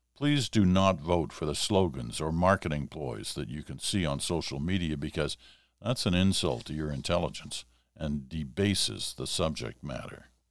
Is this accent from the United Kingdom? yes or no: no; Ottawa, Ontario, Canada; I was growing up in Ottawa, and I would have been like seven or eight years old